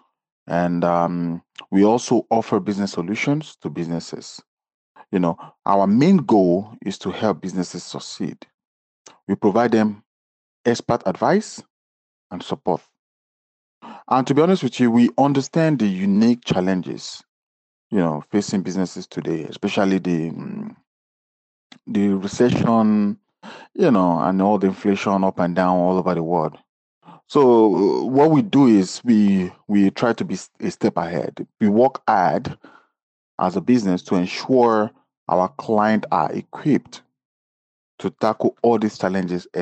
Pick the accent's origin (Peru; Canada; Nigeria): Nigeria; now in New York City, United States; I am originally Nigerian